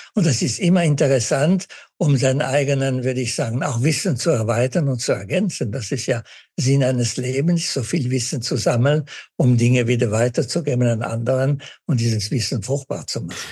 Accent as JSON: {"language": "German", "town": "Winterthur", "region": "Zurich", "country": "Switzerland", "tie": "born or raised there", "moved": "yes", "said": "ich als Schweizer"}